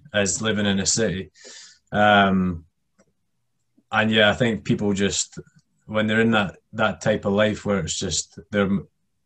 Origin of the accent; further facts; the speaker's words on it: Scotland, United Kingdom; I'm from the UK and we're just generally not that nice, especially being Scottish as well